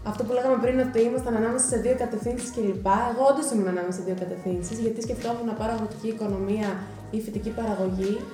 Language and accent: Greek; Edessa, Central Macedonia, Greece; moved away as an adult; now in Thessaloniki, Greece; εγώ είμαι από την Έδεσα